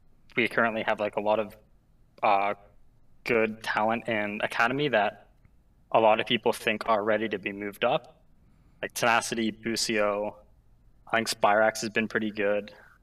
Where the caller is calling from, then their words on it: Ontario, Canada; I am calling from Ontario, Canada.